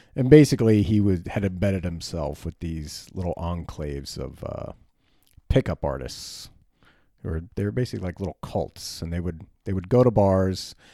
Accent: United States; as an American man

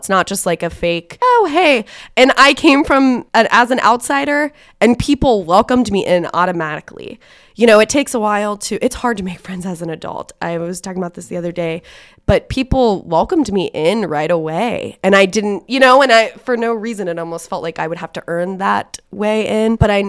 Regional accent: Cincinnati, Ohio, United States; now in Muncie, United States; and I'm just from Cincinnati, so it's not like it's New York or anything like that, but it was a bigger city.

